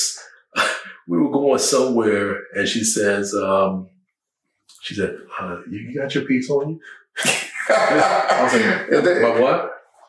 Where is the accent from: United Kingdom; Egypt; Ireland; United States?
United States; Southeast; When I grew up in the Southeast